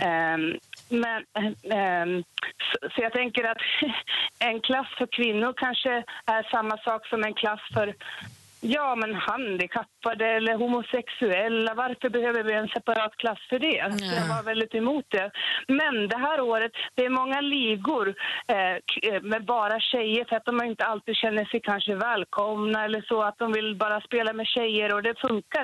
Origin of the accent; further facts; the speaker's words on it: Gävle, Gävleborg County, Sweden; jag började spela 1989 hemma i Gävle på ett flippercafé